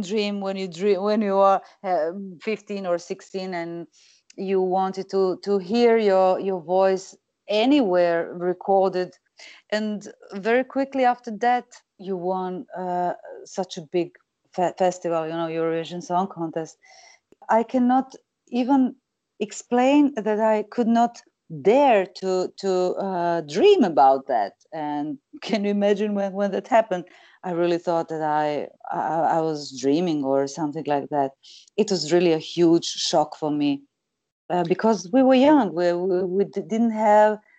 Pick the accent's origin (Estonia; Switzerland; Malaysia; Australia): Switzerland; Zurich; English is a second language; moved away; also born or lived in Croatia; I grew up in Switzerland.